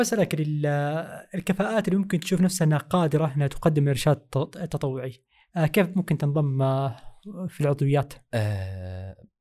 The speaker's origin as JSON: {"language": "Arabic", "country": "Saudi Arabia", "said": "هنا عندنا في السعودية"}